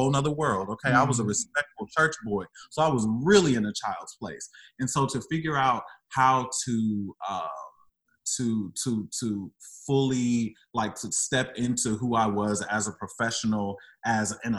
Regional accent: St. Louis, Missouri, United States; moved away as an adult; I was coming from St. Louis. So being an emo boy in St. Louis is not a thing.

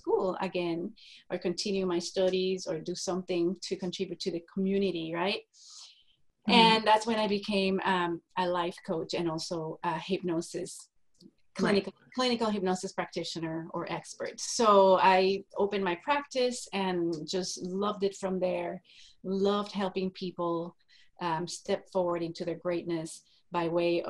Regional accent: Puerto Rico; moved away as an adult; now in Texas, United States; I am a native from Puerto Rico, a little tiny island in the Caribbean, was born and raised there until I got married

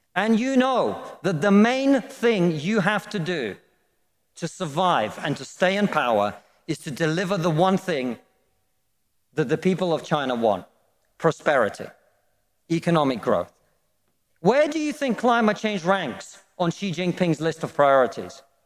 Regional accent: Russia; now in United Kingdom

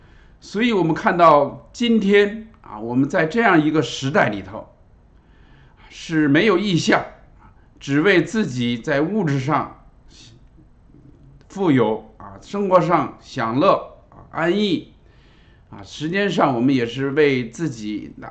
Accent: China; 我自己虽然出生在一个基督徒的家庭里头，但是在中国那个环境下，无神论的环境下啊，我从小唱的就是国际歌啊

